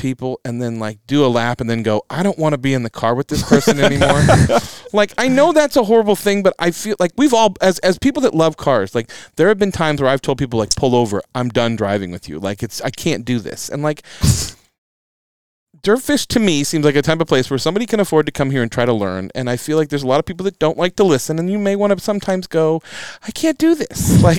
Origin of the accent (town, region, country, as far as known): Spokane, Washington, United States; born or raised there